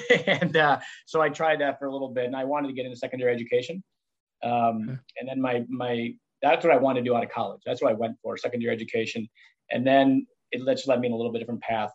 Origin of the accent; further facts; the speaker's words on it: Howards Grove, Wisconsin, United States; I graduated actually from Howards Grove High School in 93, played all the sports here